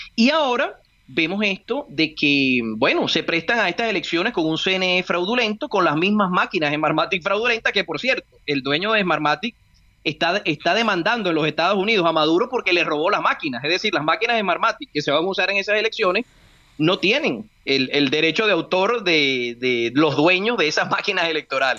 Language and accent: Spanish; Venezuela; now in Colombia; yo que soy venezolano